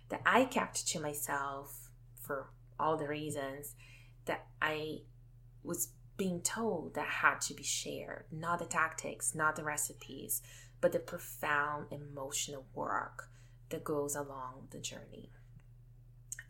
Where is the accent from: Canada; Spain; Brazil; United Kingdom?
Brazil; moved away; I come from Brazil, a country that places a lot of emphasis on physical appearance.